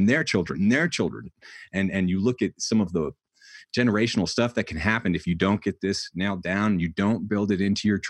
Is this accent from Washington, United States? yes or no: no; New Hampshire, United States; moved away; I grew up in New Hampshire where like we couldn't leave for 10 days sometimes.